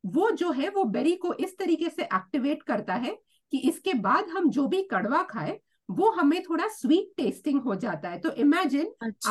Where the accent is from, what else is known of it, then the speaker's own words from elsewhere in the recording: Mumbai, Maharashtra, India; now in Australia; मैं मुंबई से आती हूँ